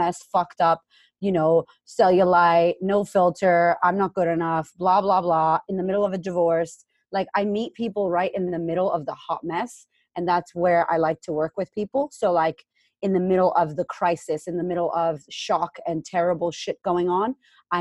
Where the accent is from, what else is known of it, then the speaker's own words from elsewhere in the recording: Boston, Massachusetts, United States; moved away as an adult; also born or lived in Framingham, Massachusetts; now in Australia; I'm originally from Boston, Massachusetts. Shout out to Framingham